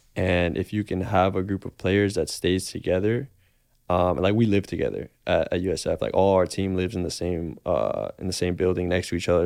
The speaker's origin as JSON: {"language": "English", "town": "Miami", "region": "Florida", "country": "United States", "tie": "born or raised there", "also_born_or_lived": "Boston", "moved": "as an adult", "said": "I was born and raised in Miami"}